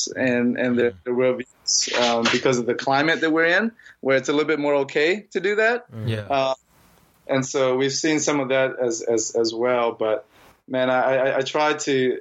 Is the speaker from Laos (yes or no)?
yes; Laos; moved away; I'm from Laos